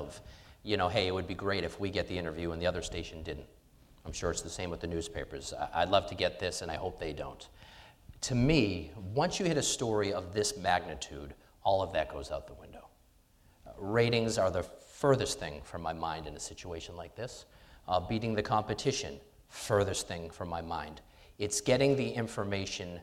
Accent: Somerville, Tewksbury, Massachusetts, United States; I'm from Somerville. I'm from Tewksbury.

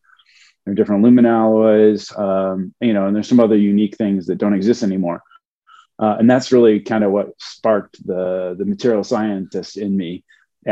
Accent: Buffalo, New York, United States; moved away as an adult; also born or lived in Ohio / Cleveland; I'm originally from Buffalo, New York

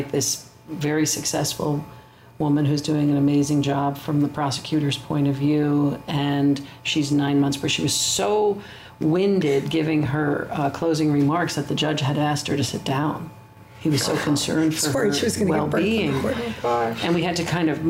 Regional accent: United States; as an American woman

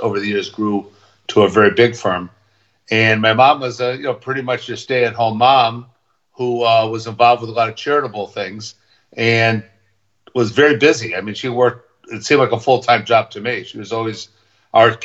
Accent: West Hartford, Connecticut, United States; also born or lived in New York / Newport; I grew up in West Hartford, Connecticut

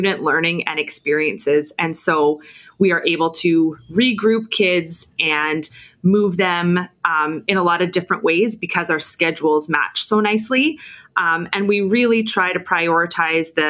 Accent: Nanaimo, British Columbia, Canada; I was born here

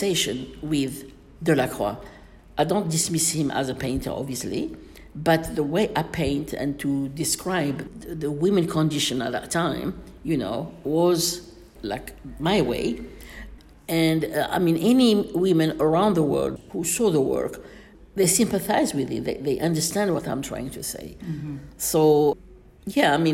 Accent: Miliana, Aïn Defla Province, Algeria; moved away; also born or lived in London; in Algiers, in my hometown, Miss Miliana

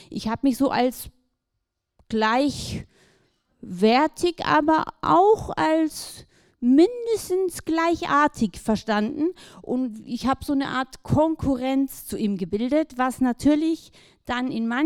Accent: Baden-Württemberg, Germany; ja, aufgewachsen im Schwarzwald, so zwischen den Tannen, meine Eltern recht einfach.

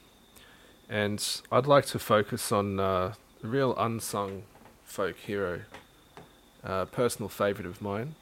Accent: Australia; when you go overseas and you say that you're Australian

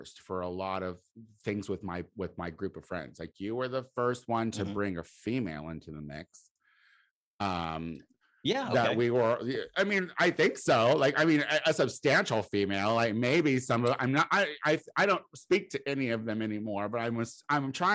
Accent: Clinton, Illinois, United States; I'm from Clinton.

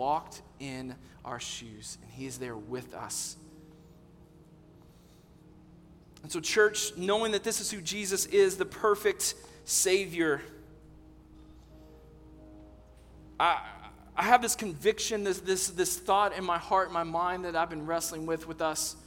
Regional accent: Texas, United States; I'm from Texas.

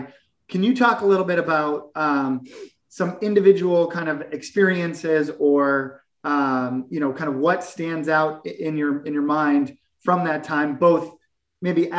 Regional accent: South Shore, Massachusetts, United States; I'm from the South Shore

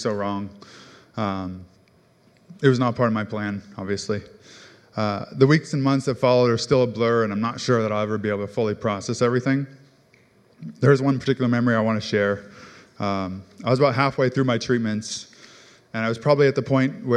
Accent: Mercer Island, Washington, United States; I grew up on Mercer Island

